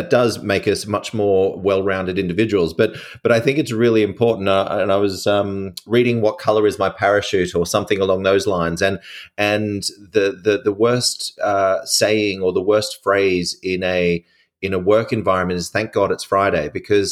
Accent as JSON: {"language": "English", "country": "Australia", "said": "I'm an Australian"}